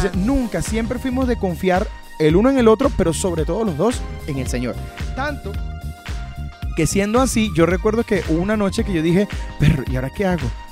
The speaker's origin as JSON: {"language": "Spanish", "country": "Venezuela", "moved": "as an adult", "said": "lo que nosotros como venezolanos vivimos"}